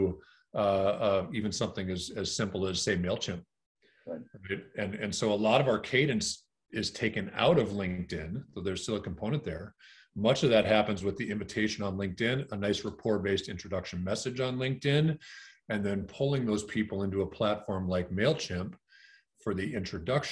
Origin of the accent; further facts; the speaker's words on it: Green Bay, Wisconsin, United States; I grew up in Green Bay, Wisconsin